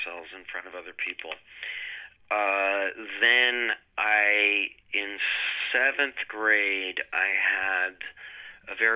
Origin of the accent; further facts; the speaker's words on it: Wisconsin, United States; I grew up in Wisconsin